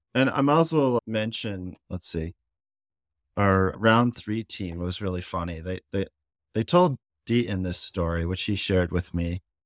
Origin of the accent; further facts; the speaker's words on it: United States; as an American